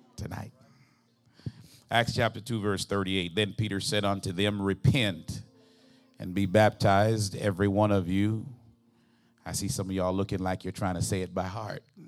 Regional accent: Jamaica; moved away; I'm originally from Jamaica

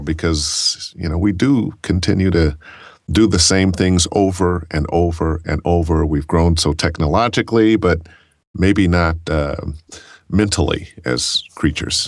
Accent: Cleveland, Ohio, United States; I grew up in Cleveland

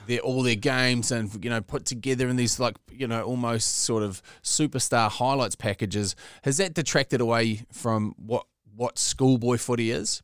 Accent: the Bay, Bay of Plenty, New Zealand; growing up in the Bay

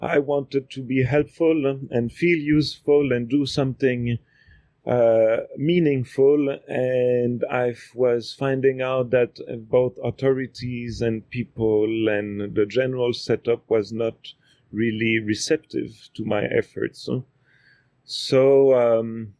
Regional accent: Quebec City, Quebec, Canada; moved away as an adult; now in Guatemala; I was born in Quebec City from two linguist professors.

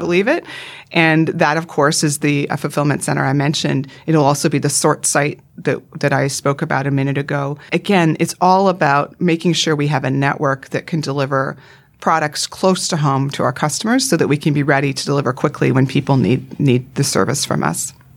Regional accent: Vancouver Island, British Columbia, Canada; accent: North American; moved away as an adult; also born or lived in United States; now in Sydney, Australia; I grew up, my parents are still in, on Vancouver Island in Canada.

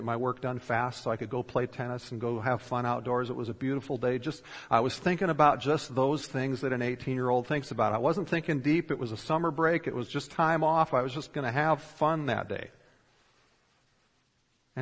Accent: Minnesota, United States; I grew up in Minnesota

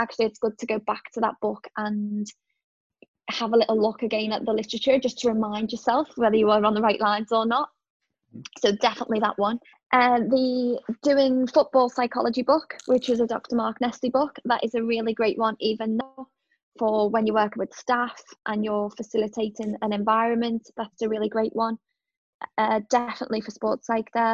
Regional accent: Liverpool, North West England, United Kingdom; moved away; I'm a Scouser

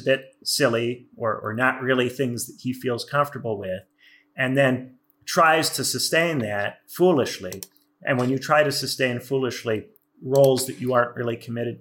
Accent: Indiana, United States; I'm not from New York or LA. I'm from Indiana

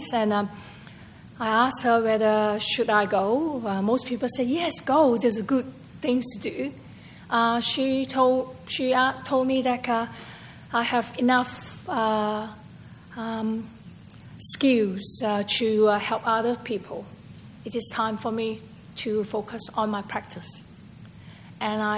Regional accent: Malaysia; moved away as an adult; also born or lived in Singapore; now in Perth, Australia; I actually from Perth. Originally, I was born in Malaysia, and I came here to study as an overseas student, and I migrated here.

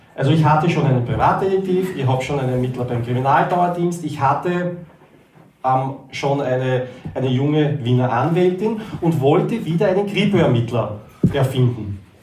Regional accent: near Konstanz, Baden-Württemberg, Germany; also wir kommen ja aus der Nähe von Konstanz

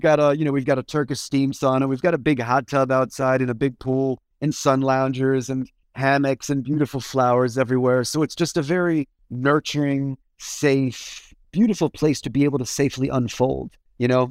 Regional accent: Washington, District of Columbia, United States; I grew up in Washington, D C

